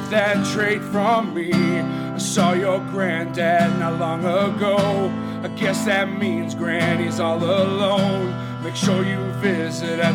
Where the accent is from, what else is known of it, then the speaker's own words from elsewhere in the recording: Kingsport, Tennessee, United States; I am from Kingsport